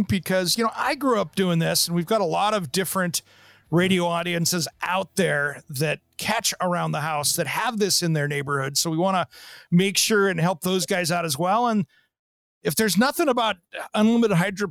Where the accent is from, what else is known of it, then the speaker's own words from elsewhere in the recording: Kennewick, Washington, United States; I grew up in the Tri-Cities in Kennewick, Pasco, Richland, Washington